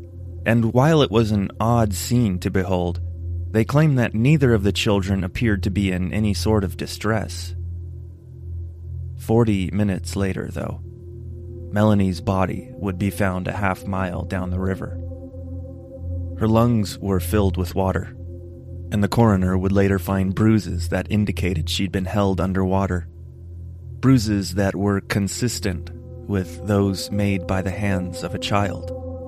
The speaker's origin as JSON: {"language": "English", "town": "Spokane", "region": "Washington", "country": "United States", "tie": "born or raised there", "said": "Most of the people I grew up in Spokane with only talked about how badly they wanted to leave it."}